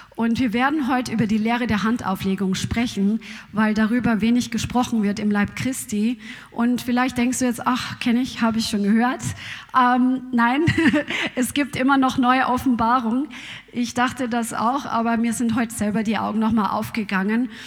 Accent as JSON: {"language": "German", "country": "Germany", "said": "Bei uns in Deutschland"}